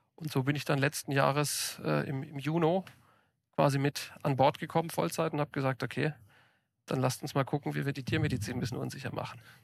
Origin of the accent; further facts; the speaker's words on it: Ulm commuter belt, Baden-Württemberg, Germany; moved away; ich bin auf dem Land groß geworden, hatte zu meiner Zeit, äh, als ich noch im Ulmer Speckgürtel bei meinen Eltern gewohnt habe